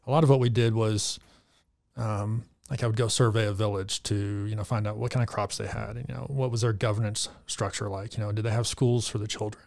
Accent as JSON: {"language": "English", "region": "Arkansas", "country": "United States", "tie": "born or raised there", "also_born_or_lived": "Texas", "moved": "as an adult", "lives_now": "Reno, United States", "said": "born and raised in Arkansas"}